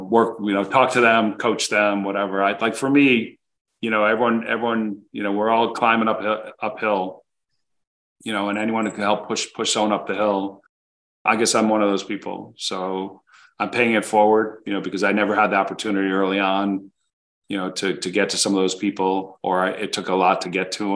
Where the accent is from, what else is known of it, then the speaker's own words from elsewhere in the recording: United States; also born or lived in Connecticut / New Jersey; I grew up outside of New York. So I was in Connecticut and then New Jersey